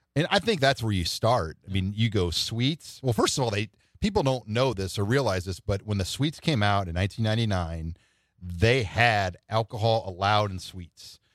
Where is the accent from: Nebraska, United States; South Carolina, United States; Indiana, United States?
Nebraska, United States; Omaha; I'm from South Omaha